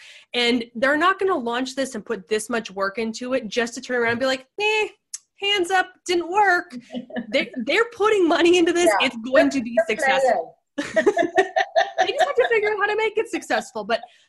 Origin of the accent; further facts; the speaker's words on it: Pacific Northwest, United States; now in San Diego, United States; Like, I come from the Pacific Northwest. I know rain, but we're not built for rain.